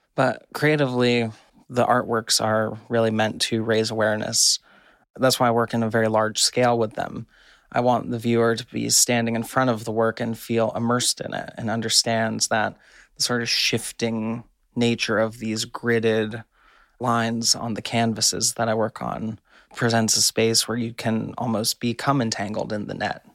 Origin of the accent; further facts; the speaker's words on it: California, United States; I grew up diving in California kelp forests